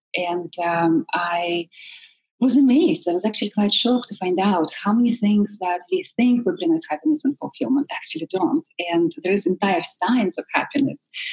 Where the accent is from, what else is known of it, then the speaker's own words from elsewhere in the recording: Siberia, Russia; moved away; I come from Russia, all the way from Siberia. I'm that exotic. And growing up in communist Russia